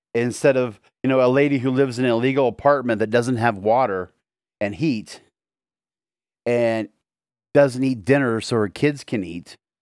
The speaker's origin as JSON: {"language": "English", "country": "United States", "said": "my country, America"}